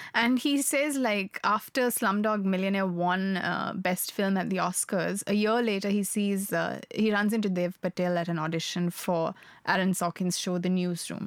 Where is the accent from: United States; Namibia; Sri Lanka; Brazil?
Sri Lanka; moved away; I grew up in Sri Lanka. I'm Sri Lankan by birth.